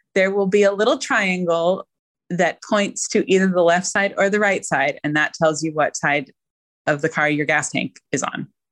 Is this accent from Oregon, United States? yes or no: yes; Oregon, United States; I'm from Oregon